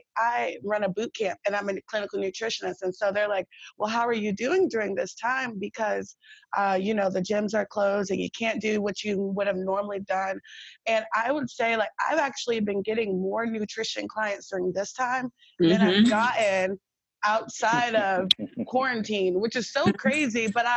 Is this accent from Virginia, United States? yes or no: yes; Virginia Beach, Virginia, United States; I'm from Virginia too. I'm from Virginia Beach.